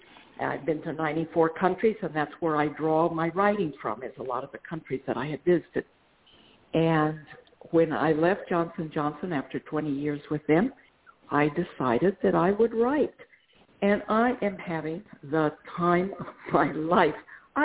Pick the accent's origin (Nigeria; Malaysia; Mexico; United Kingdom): Mexico; northern Mexico; first language Spanish; English is a second language; moved away as an adult; also born or lived in Australia; I'm originally from Mexico, from northern Mexico, so Spanish is my native language, despite my name. I have some English blood and some Irish blood